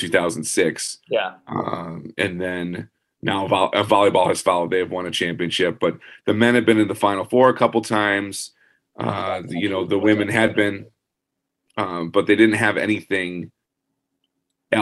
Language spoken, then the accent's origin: English; Ann Arbor, Michigan, United States; I grew up in Ann Arbor